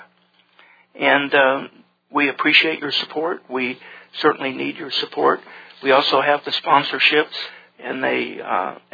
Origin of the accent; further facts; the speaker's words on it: Tulsa, Oklahoma, United States; in Tulsa, my hometown